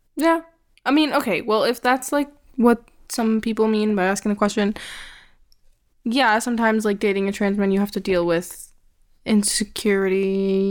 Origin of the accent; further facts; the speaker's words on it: Canada; I grew up in Canada. Well, I was born here also, and I've lived here basically my whole entire life.